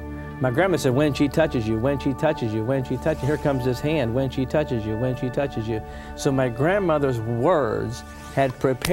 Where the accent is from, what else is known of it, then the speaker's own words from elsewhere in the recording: Pittsburgh, Pennsylvania, United States; I grew up in Pittsburgh, PA